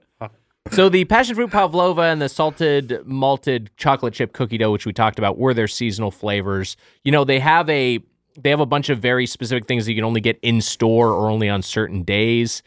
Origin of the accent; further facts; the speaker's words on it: Lakewood, California, United States; My hometown, Lakewood, California, the birthplace of Denny's